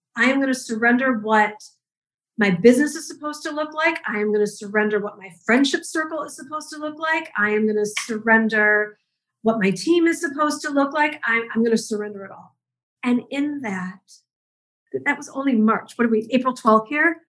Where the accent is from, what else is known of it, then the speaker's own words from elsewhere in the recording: Detroit, Michigan, United States; I grew up in the Midwest. I'm a school teacher's kid from Detroit